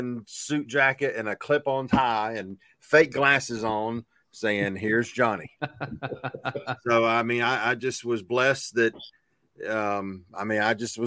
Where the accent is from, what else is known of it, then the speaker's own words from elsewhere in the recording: Waycross, Georgia, United States; I'm originally from Waycross in South Georgia.